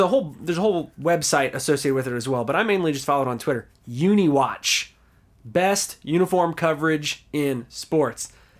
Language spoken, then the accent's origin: English; New Orleans, Louisiana, United States; I was born in New Orleans, Louisiana